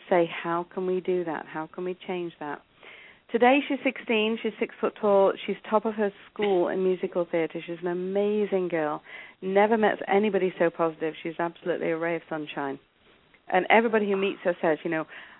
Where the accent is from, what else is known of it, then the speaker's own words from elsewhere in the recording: England, United Kingdom; accent: English; moved away as an adult; also born or lived in South Africa / Italy / Portugal; now in Canada; as you can hear, I'm English. I was born in England